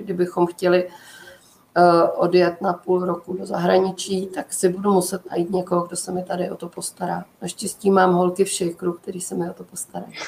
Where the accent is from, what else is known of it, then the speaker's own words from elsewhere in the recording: Prague, Czechia; já jsem z Prahy